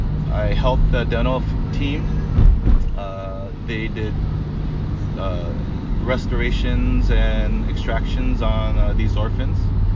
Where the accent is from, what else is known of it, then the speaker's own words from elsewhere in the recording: San Diego, California, United States; so I went back home in San Diego. I grew up in San Diego.